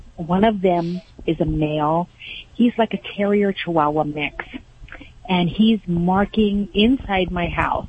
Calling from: California, United States; From California.

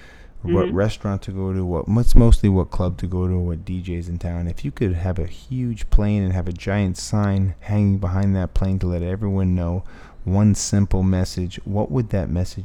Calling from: Miami Beach, Florida, United States; I'm calling you from Miami Beach.

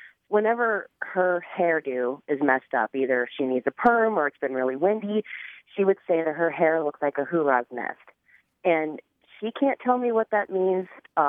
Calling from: Council Bluffs, Iowa, United States; I'm from Council Bluffs, Iowa.

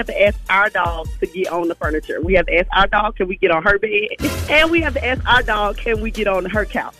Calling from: Stockbridge, Georgia, United States; I'm calling from Stockbridge, Georgia.

